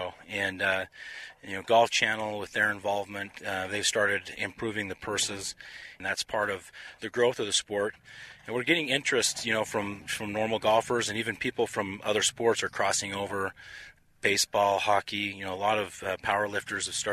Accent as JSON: {"language": "English", "region": "Utah", "country": "United States", "said": "I'm from Utah"}